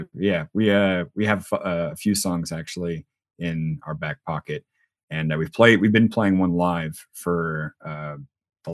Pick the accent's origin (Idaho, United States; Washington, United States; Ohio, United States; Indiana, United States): Washington, United States; Spokane; also born or lived in Virginia; I'm from Spokane originally, so I'm a Spokane boy, true to heart